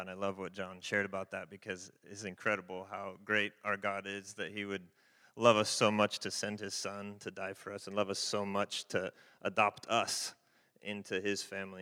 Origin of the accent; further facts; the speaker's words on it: Fresno, California, United States; also born or lived in Haiti; we're from the Fresno Clovis area